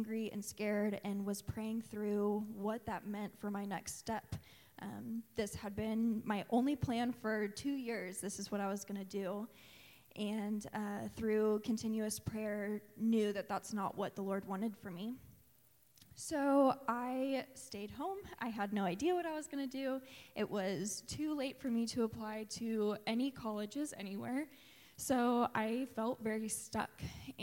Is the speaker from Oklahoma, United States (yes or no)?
yes; Tulsa, Oklahoma, United States; I grew up in Tulsa going to Asbury United Methodist Church